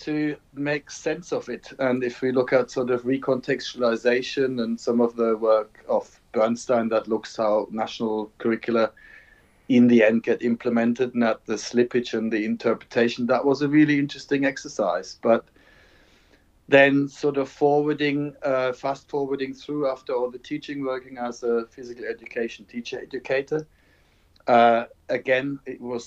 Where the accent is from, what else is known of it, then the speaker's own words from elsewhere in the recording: Germany; moved away as an adult; now in England, United Kingdom; I'm from Germany, but I've been teaching in England since 1989